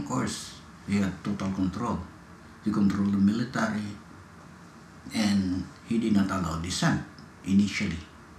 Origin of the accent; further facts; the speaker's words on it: northern Luzon, Philippines; in the mountain regions of northern Luzon, that's where I come from